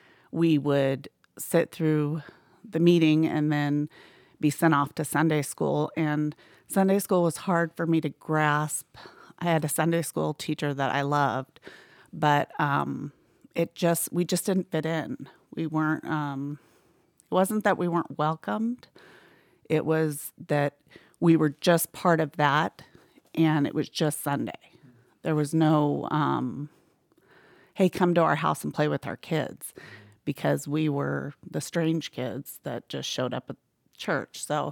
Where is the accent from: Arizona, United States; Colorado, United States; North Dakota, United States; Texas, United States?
Arizona, United States; Mesa; born there; Okay, so I was born in Mesa, Arizona